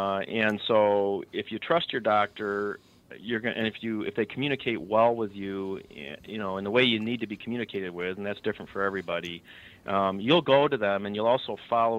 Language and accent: English; Chicago, Illinois, United States; I'm from Chicago. There's a thing called a blanket party in Chicago where you don't like someone, you throw a blanket over them, everybody hits them with sticks and stuff.